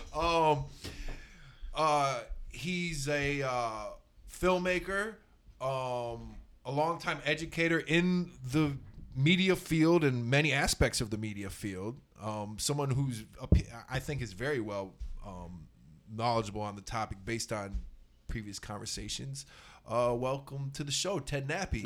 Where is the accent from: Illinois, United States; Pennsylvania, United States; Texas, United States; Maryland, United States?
Texas, United States; I was raised in Texas by my Irish Catholic mother